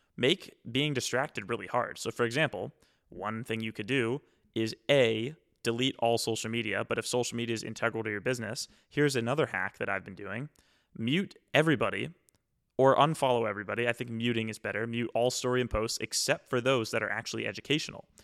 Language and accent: English; East Coast, United States; I'm from the East Coast